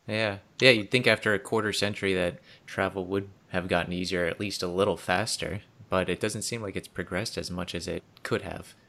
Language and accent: English; Pennsylvania, United States; coming back to my home state of Pennsylvania